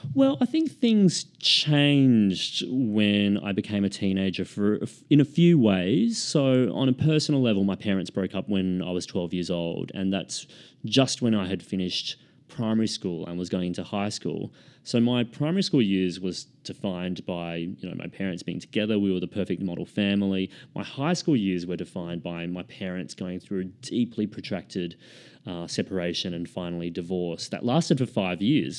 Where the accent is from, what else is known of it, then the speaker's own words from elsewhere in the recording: Queensland, Australia; now in Sydney, Australia; I grew up in Queensland. I, I live in Sydney now